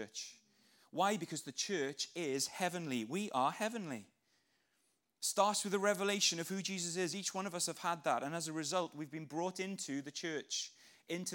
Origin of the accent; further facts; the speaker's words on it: Wales, United Kingdom; now in England, United Kingdom; I describe myself as a man from Wales, living in England, born from above. Because that's where my identity actually lies. I love being Welsh, I love living in England